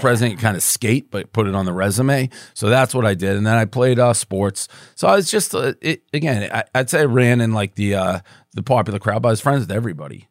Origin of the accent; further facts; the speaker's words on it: Boston, Massachusetts, United States; moved away as an adult; also born or lived in New York; so I grew up in Boston